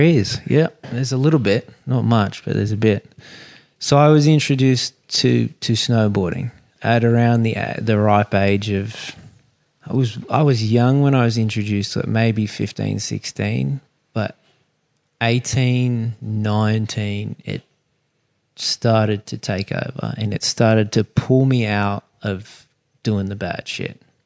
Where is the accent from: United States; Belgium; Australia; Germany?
Australia; Sydney, New South Wales; growing up on Sydney Harbour